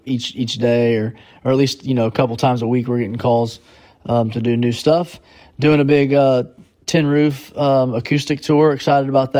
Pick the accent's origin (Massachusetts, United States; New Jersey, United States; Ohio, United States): Ohio, United States; near Fort Laramie; That's near my hometown